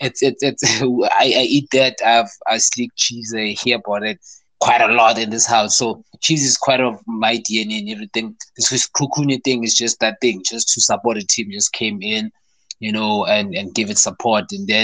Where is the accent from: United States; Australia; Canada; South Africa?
South Africa; also born or lived in Limpopo / Tembisa, Gauteng; I'm from Limpopo. Skukune plays in Tembisa. I'm from Tembisa.